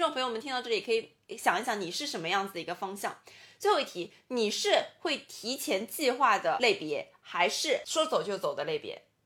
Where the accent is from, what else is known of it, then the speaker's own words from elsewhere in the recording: Shanghai, China; 倒悠悠就是我们上海话就说慢腾腾的